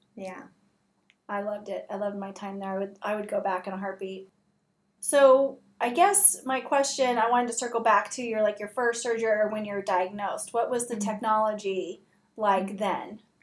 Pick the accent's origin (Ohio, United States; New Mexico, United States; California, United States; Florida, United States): California, United States; Southern; moved away; also born or lived in Seattle; I'm from Southern California